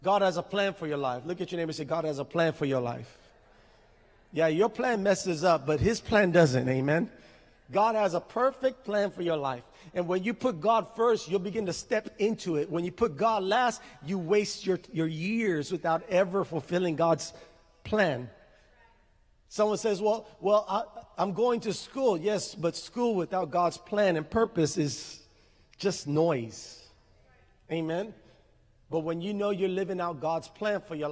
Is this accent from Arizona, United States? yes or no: no; San Benito, Texas, United States; also born or lived in Harlingen, Texas; I'm from San Benito